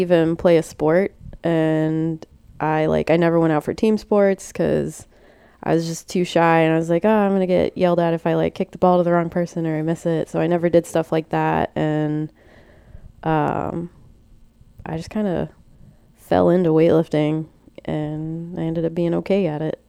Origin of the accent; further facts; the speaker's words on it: Port Orange, Florida, United States; I grew up in Port Orange.